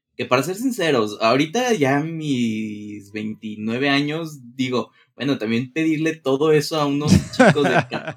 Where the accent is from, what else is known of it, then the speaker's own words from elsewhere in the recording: Guadalajara, Jalisco, Mexico; yo nací en Guadalajara, Jalisco, de aquí de México